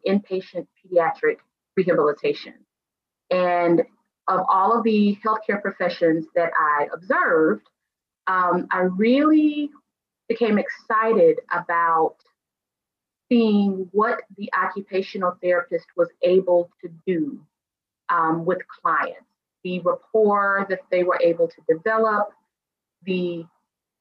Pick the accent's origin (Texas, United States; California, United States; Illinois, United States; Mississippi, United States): Mississippi, United States; I am originally from Mississippi